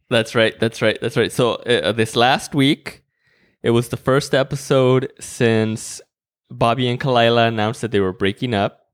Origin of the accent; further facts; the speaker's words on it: Mexico; moved away; growing up in Mexico